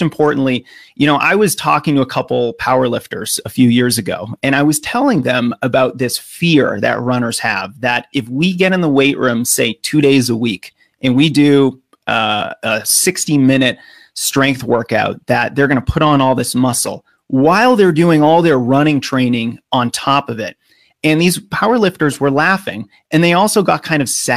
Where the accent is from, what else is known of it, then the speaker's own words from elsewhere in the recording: United States; accent: American; as an American